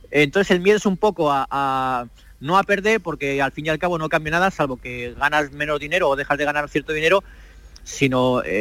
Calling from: Manchester, North West England, United Kingdom; Saludos desde Manchester, aquí es una hora menos, pero como en Canarias

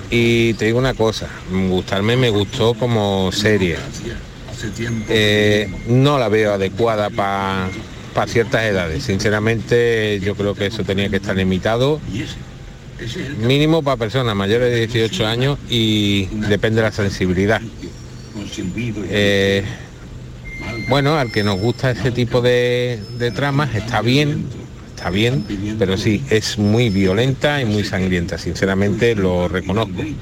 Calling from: Málaga, Andalusia, Spain; Buenos días, Jesús y compañía. … de Málaga.

